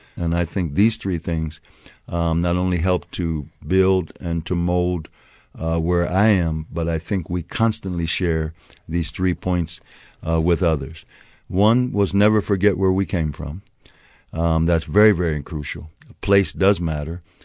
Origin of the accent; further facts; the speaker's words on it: Harrisburg, Pennsylvania, United States; also born or lived in Pleasanton, California; now in Albuquerque, United States; I was actually born in Harrisburg, Pennsylvania.